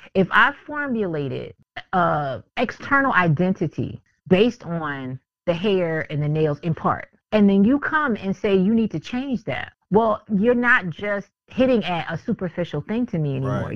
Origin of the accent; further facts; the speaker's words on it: Philadelphia, Pennsylvania, United States; moved away; I'm from Philly originally.